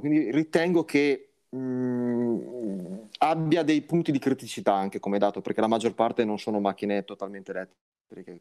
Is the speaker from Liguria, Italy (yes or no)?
yes; Liguria, Italy; lo dico da Ligure